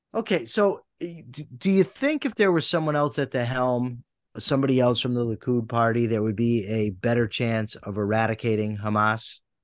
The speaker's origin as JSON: {"language": "English", "country": "United States", "said": "my vantage point as an American"}